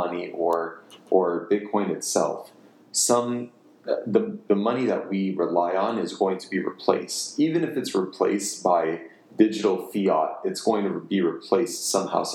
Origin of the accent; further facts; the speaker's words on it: United States; I have my anti-authoritarian undertones as an American